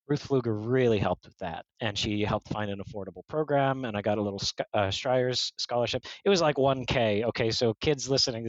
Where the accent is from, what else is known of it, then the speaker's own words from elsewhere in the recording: Oklahoma, United States; born there; I was born in Oklahoma, man. I never left the States prior to that. You know, I didn't speak any languages.